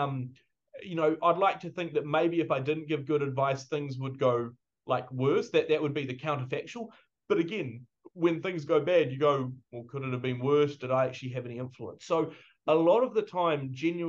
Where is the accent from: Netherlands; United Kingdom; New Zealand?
New Zealand; as a New Zealander